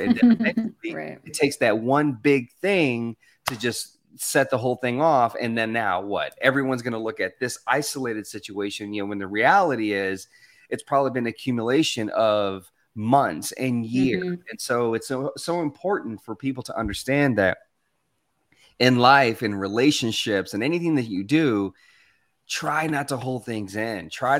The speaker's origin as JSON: {"language": "English", "region": "Arkansas", "country": "United States", "tie": "born or raised there", "also_born_or_lived": "Louisiana", "said": "I was Hispanic. I was born in Louisiana, but I grew up in Arkansas. And it was predominantly white and black."}